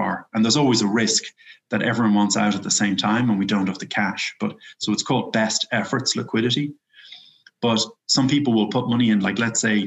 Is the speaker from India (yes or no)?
no; Ireland; moved away; I'm from Ireland